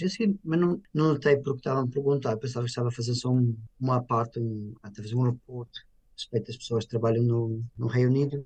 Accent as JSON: {"language": "Portuguese", "country": "Portugal", "tie": "born or raised there", "moved": "as an adult", "lives_now": "United Kingdom", "said": "tenho a honra de nascer em Portugal"}